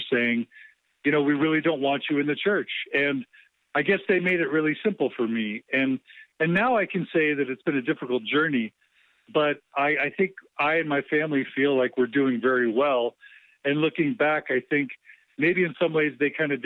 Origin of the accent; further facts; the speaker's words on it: Houston, Texas, United States; I was raised Mormon in Houston